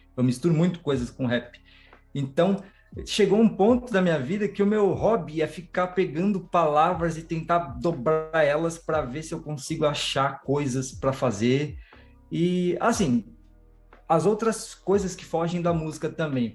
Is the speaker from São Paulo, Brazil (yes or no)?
yes; São Paulo, Brazil; Sou de São Paulo, zona sul do, do, São Paulo aqui, zona sul do zona sul do zona sul, que é Grajaú